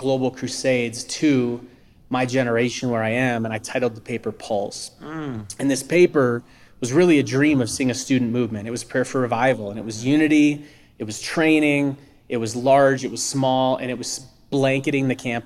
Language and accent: English; North Dakota, United States; I'm from North Dakota, which is, for those that don't know, it's a very rural state in America.